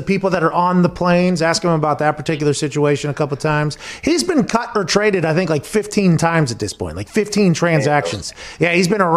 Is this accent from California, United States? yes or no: no; Pittsburgh, Pennsylvania, United States; now in Indianapolis, United States; I grew up in Pittsburgh where they don't exist, and I'm out here in Indianapolis where they don't exist